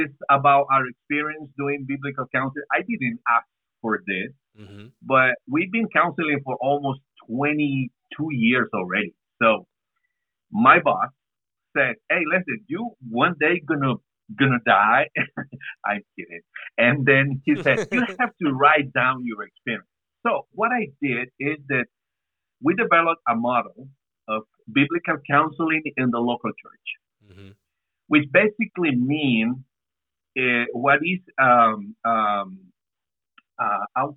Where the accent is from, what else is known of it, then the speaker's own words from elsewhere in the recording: San Salvador, El Salvador; moved away as an adult; now in Brașov, Romania; from San Salvador in El Salvador, Central America. And we've been here for 19 years.